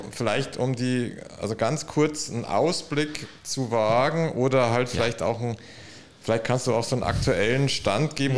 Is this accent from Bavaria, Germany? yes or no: yes; Munich, Bavaria, Germany; ich bin im Münchner Westen aufgewachsen